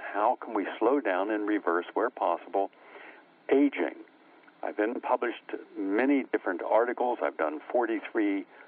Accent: West Virginia, United States; moved away as an adult; also born or lived in New York City; I grew up in West Virginia

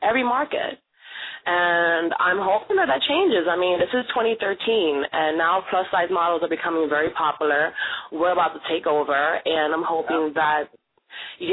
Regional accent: New York City, New York, United States; I was born and raised in New York City, from Brooklyn

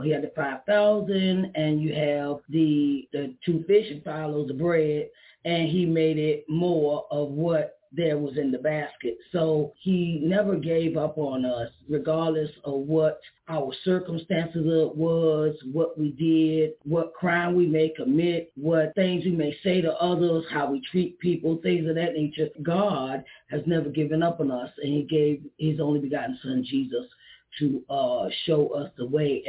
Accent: Uniontown, Pennsylvania, United States; I'm from Uniontown, Pennsylvania.

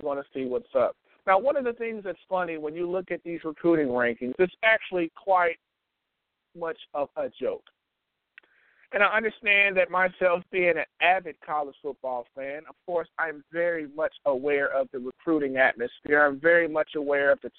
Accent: Tennessee, United States; I am from Tennessee

